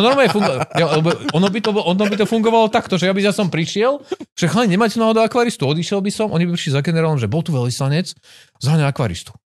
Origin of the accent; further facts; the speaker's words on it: Žilina, Žilina Region, Slovakia; Ja som sa narodil v Žiline.